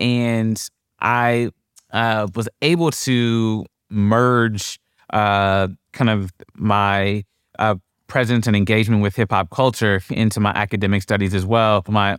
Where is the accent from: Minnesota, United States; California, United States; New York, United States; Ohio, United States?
Ohio, United States; Columbus; So I grew up in Columbus, Ohio.